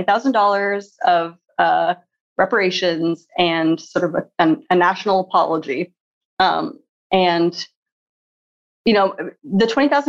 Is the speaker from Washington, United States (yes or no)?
yes; Seattle, Washington, United States; when I was growing up in Seattle, there's a pretty big Japanese American community as well.